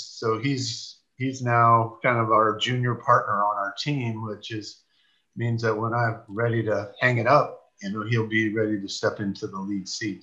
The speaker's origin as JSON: {"language": "English", "town": "San Mateo", "region": "California", "country": "United States", "tie": "born or raised there", "said": "I grew up in San Mateo"}